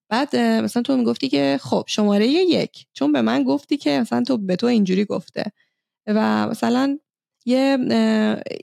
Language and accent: Persian; Iran; now in Norway; ما ایرانی هستیم